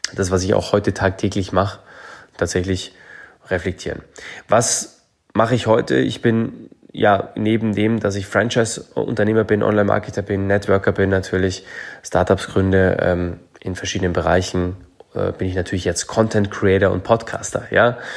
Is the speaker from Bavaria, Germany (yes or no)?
yes; Munich, Bavaria, Germany; Ich bin in München groß geworden